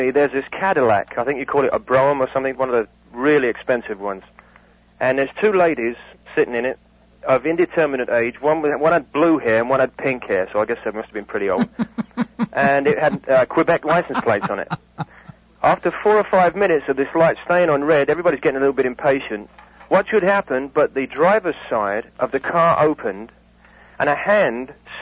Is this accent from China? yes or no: no; England, United Kingdom; moved away; I'm from England